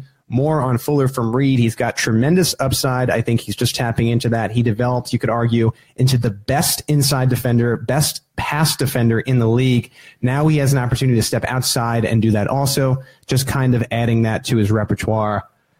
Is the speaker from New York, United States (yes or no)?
yes; New York, United States; moved away; I'm originally a New Yorker.